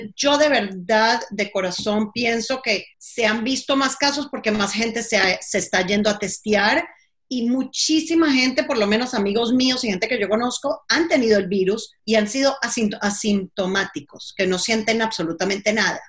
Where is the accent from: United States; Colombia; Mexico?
United States; yo soy bien gringa